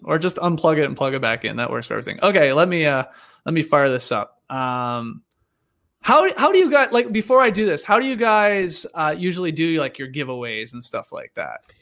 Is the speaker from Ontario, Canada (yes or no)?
yes; Stratford, Ontario, Canada; I'm from Stratford